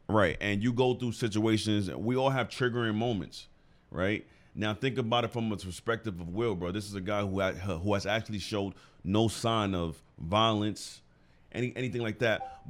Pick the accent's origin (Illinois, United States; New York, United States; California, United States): New York, United States; we're from New York